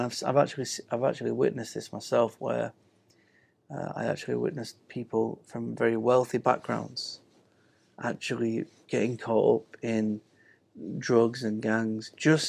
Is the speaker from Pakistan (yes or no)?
no; England, United Kingdom; You know, I'm coming from England. It's a safe place